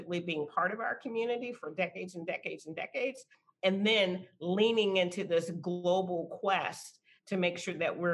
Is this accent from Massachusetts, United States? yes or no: no; San Antonio, Texas, United States; I'm from San Antonio and born and raised here